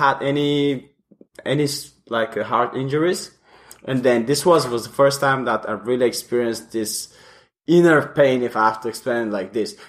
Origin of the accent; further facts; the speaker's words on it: Bulgaria; moved away; I'm from Bulgaria, Eastern Europe